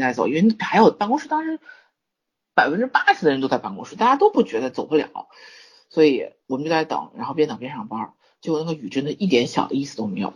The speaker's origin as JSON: {"language": "Chinese", "town": "Zhengzhou", "region": "Henan", "country": "China", "tie": "born or raised there", "said": "我基本上从生下来到，到现在大部分时候都是在郑州"}